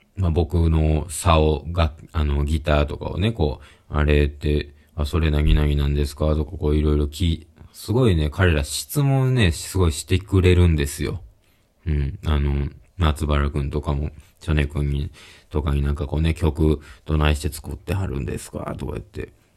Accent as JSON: {"language": "Japanese", "town": "Kobe", "region": "Hyogo", "country": "Japan", "tie": "born or raised there", "said": "僕が神戸出身"}